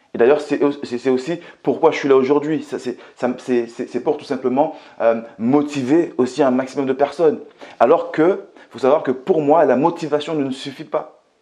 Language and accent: French; Martinique; also born or lived in Metropolitan France; now in France; je viens tout simplement de la Martinique, que j'ai grandi euh, dans un quartier qui était très très très populaire, pour ne pas vous dire euh, très pauvre que je suis arrivé en France en 95